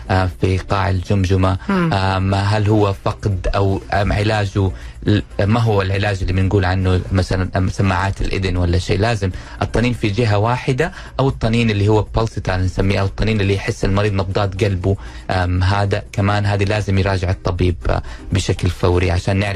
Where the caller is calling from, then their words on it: Dammam, Eastern Province, Saudi Arabia; من الدمام